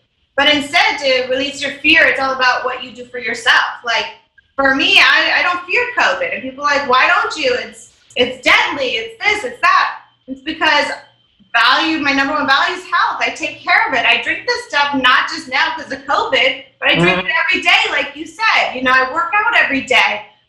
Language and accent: English; Wisconsin, United States; Wisconsin, yeah.